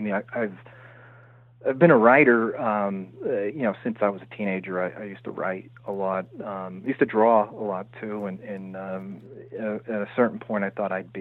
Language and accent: English; Pennsylvania coal region, United States; also born or lived in New Haven, Connecticut; my mother and I moved back to Pennsylvania, where, you know, I've lived most of my life in the Pennsylvania coal region.